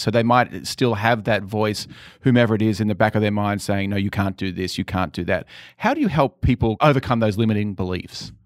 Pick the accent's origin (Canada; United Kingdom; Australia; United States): Australia; Sydney, New South Wales; born or raised there; moved away